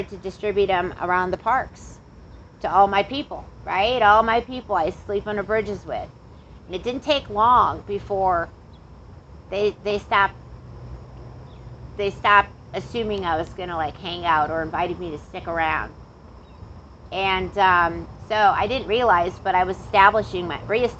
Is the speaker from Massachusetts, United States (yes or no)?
no; near Chicago, Illinois, United States; I grew up around diversity and culture and some nice stuff when I was growing up near Chicago